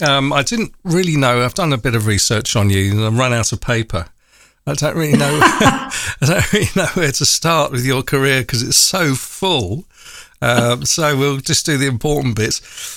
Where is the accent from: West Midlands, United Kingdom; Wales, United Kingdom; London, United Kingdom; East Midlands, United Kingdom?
London, United Kingdom; I was born in Enfield Town.